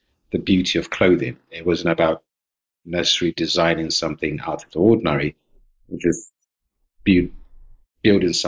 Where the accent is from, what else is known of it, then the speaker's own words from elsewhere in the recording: Ghana; also born or lived in London, United Kingdom; now in Bergen, Norway; I was born in Ghana. I used to live in London